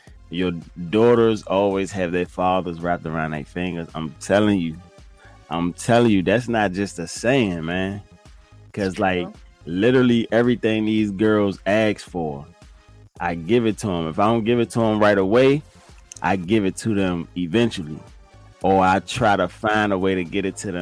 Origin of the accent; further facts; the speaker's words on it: Fort Washington, Maryland, United States; also born or lived in Forestville, Maryland; now in Virginia, United States; I live most of my life in Fort Washington, Maryland. For those of you who don't know it, Fort Washington, Maryland. That's where I spent majority of my youth years